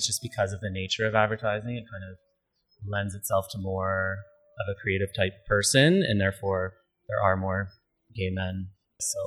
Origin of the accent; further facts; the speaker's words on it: London, Ontario, Canada; moved away; I'm from London, Ontario, originally